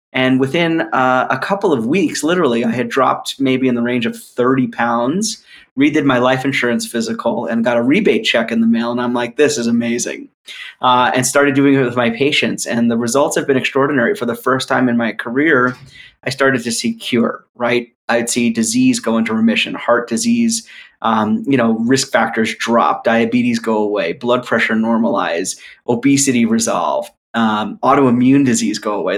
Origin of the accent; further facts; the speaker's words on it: New York, United States; moved away; also born or lived in North Philadelphia; I'm from New York originally